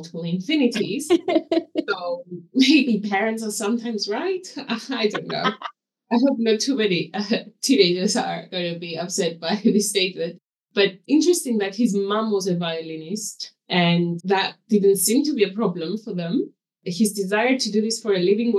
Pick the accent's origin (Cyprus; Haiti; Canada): Cyprus; now in England, United Kingdom; born in Cyprus, but I live in England now